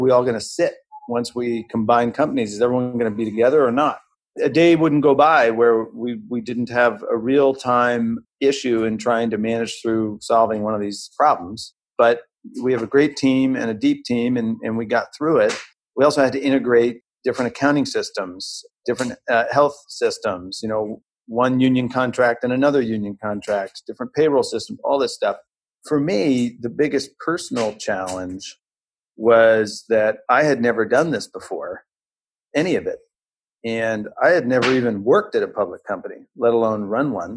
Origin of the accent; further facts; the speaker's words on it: St. Louis, Missouri, United States; I grew up in the Midwest in St. Louis, Missouri